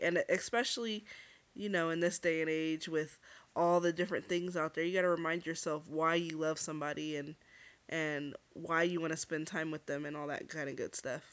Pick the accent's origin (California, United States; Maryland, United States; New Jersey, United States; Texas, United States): California, United States; Los Angeles; U C L A Medical Center